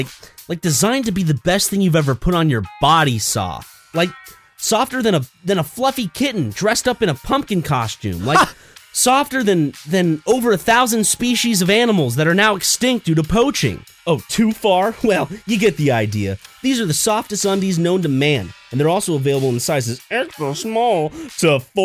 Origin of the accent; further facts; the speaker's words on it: United States; born there; I was born in the States. See, my parents met each other in college